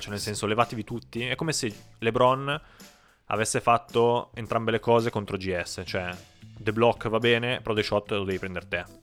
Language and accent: Italian; Piedmont, Italy; noi siamo piemontesi, quindi siamo nati in una regione fortemente dominata dal vino rosso